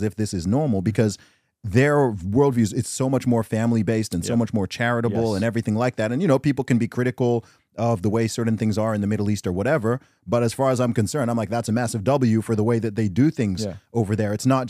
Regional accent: Nigeria; Dude, that's one thing I love about the culture I'm from.

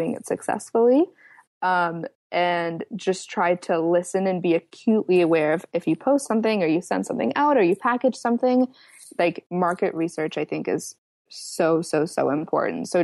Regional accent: Atlanta, Georgia, United States; we are from Atlanta, which is a hub for sex trafficking

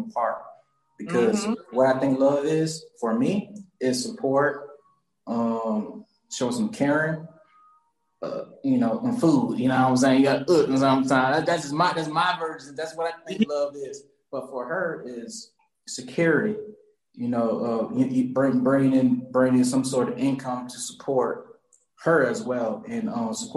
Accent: Charleston, South Carolina, United States; moved away as an adult; also born or lived in Johns Island, South Carolina; now in Atlanta, United States; I'm from Charleston, South Carolina, and born and raised, and I came here to Atlanta

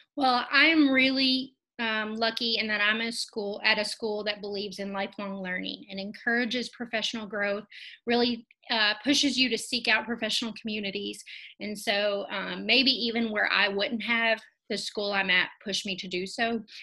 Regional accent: Kentucky, United States; I am born and raised in Kentucky

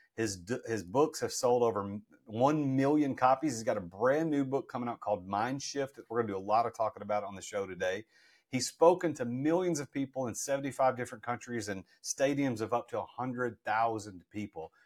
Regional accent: Nashville, Tennessee, United States; I'm from Nashville

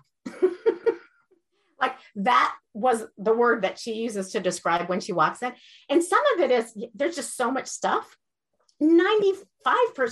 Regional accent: Iran; moved away; I grew up in Iran, and we lost everything after the Iranian revolution

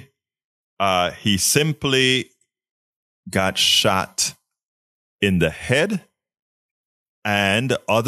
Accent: Panama; now in Kingwood, United States; I'm from Panama

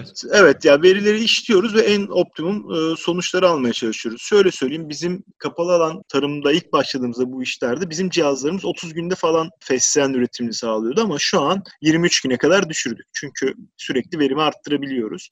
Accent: Istanbul, Turkey; ben İstanbul doğumluyum.

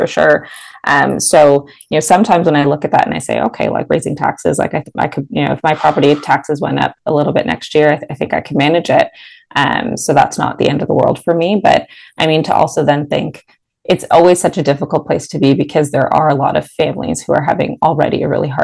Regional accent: Mississauga, Ontario, Canada; also born or lived in Toronto; I've lived in the city, but I'm based in Mississauga, born and raised in Mississauga

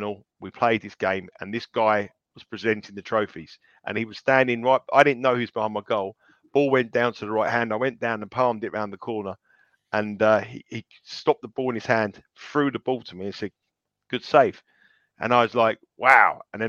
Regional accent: Colorado, United States; Where are you from? Colorado. But I would have been … from Colorado for that moment with Michael Jordan.

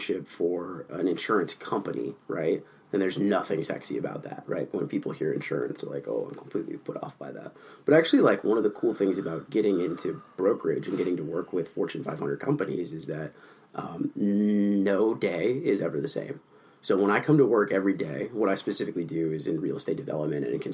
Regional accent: Southern California, United States; now in Minnesota, United States; I grew up in Southern California

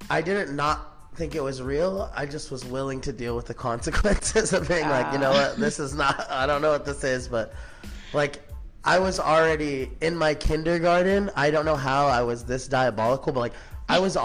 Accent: Palm Springs, California, United States; I'm from Palm Springs, California. Born and raised out here.

